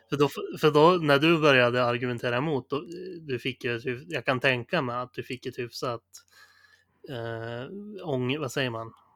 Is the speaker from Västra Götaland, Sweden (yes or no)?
no; Sundsvall, Västernorrland County, Sweden; moved away; de rundorna jag är van att gå hemma i Sundsvall